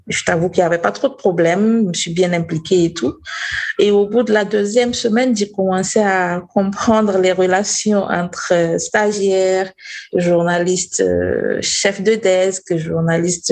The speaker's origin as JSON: {"language": "French", "country": "Burkina Faso", "said": "Je viens du Burkina Faso"}